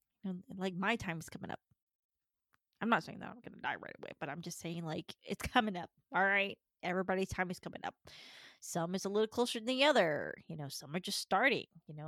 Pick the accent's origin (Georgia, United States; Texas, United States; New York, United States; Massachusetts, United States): Georgia, United States; born there; also born or lived in California; the first time that I got out of Georgia, I was born in Georgia, only to be in California.